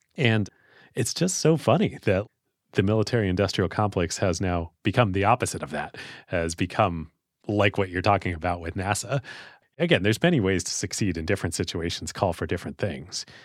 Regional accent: United States; as an American

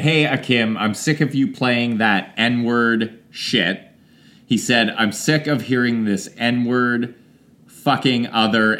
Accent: Canada; we're Canadian

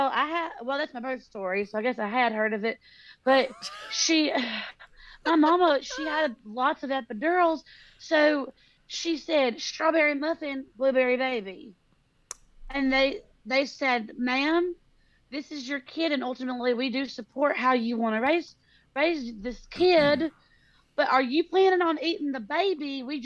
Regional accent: California, United States; Okay, have you heard of California?

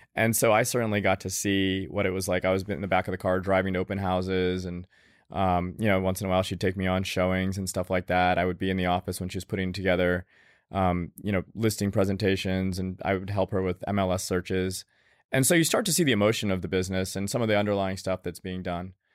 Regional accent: Tallahassee, Florida, United States; I grew up in Tallahassee, Florida

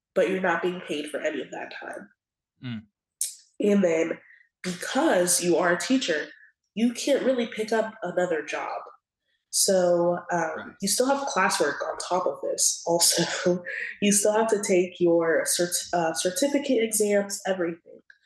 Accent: Atlanta, Georgia, United States; I'm from Atlanta, Georgia

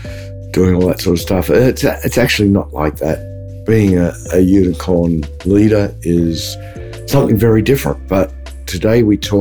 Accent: Australia; being Australian. We just don't say letters.

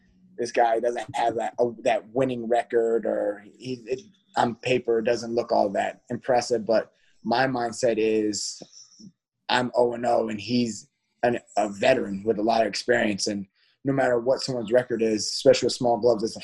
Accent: South Carolina, United States; now in Connecticut, United States; I'm from South Carolina originally. I moved to Connecticut in 2014.

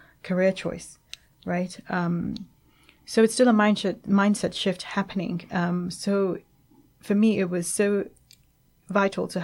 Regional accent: England, United Kingdom; moved away as an adult; also born or lived in Nigeria; now in Lagos, Nigeria; I grew up in England and I moved back, you know, recently

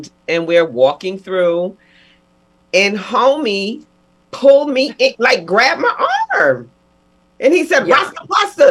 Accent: United States; I'm American.

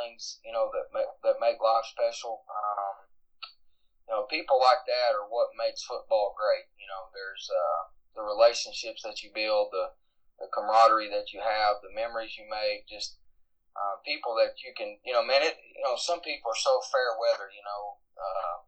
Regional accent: Harlan, Kentucky, United States; I grew up in Harlan, Kentucky, which is just a small rural county in eastern Kentucky

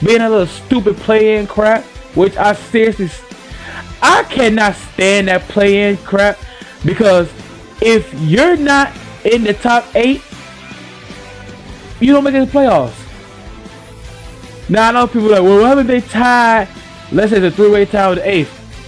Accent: Seven Cities, Virginia, United States; I'm from the Seven Cities

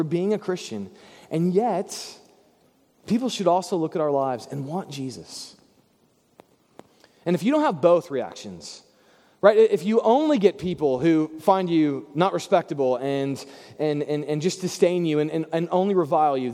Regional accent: Bible Belt, Southern United States, United States; growing up in the Bible Belt

